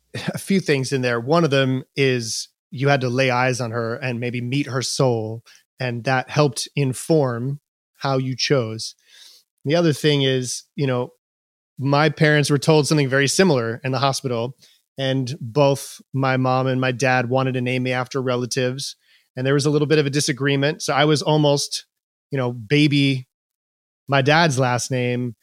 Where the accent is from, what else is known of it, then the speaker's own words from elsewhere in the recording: Long Island, New York, United States; I grew up on Long Island primarily in the late seventies, early eighties